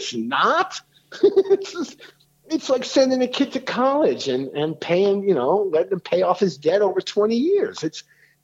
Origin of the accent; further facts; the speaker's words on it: New York City, New York, United States; I grew up in New York City